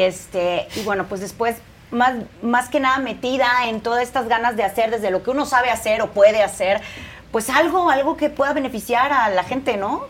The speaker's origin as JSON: {"language": "Spanish", "region": "Veracruz", "country": "Mexico", "also_born_or_lived": "Guadalajara", "moved": "yes", "lives_now": "Mexico City, Mexico", "said": "Yo soy de Veracruz"}